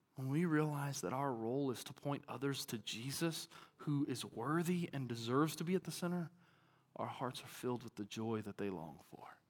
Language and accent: English; Arkansas, United States; now in Texas, United States; I'm from Arkansas